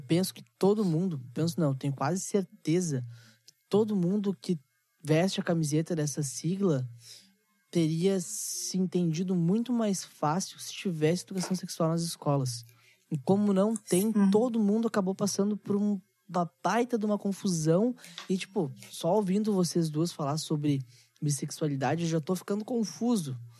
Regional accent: Gaúcho, Rio Grande do Sul, Brazil; Eu, eu sou muito gaúcho em questão tradicionalista, tá? Eu gosto muito da cultura do gaúcho. Só que eu vejo que nós, gaúchos

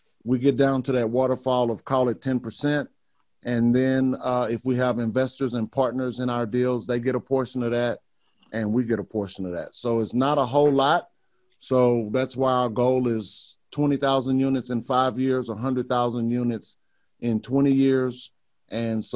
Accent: Beaumont, Texas, United States; also born or lived in Houston, Texas / Dallas, Texas / Amarillo, Texas; I grew up in Beaumont, Texas. I lived most of my life in Houston and Dallas and Amarillo, Texas. Never been outside of Texas.

